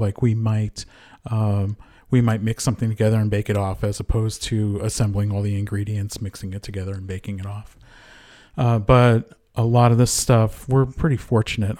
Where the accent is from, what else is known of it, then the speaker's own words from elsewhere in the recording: Connecticut, United States; moved away; also born or lived in Rhode Island; I was born and raised in Connecticut, went to school in Rhode Island